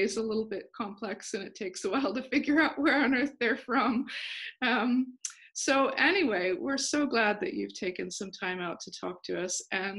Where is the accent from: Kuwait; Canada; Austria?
Austria; also born or lived in United States; now in Northern Ireland, United Kingdom; My accent is, so I was born in the States, okay. And then I was raised in Austria. My parents were missionaries.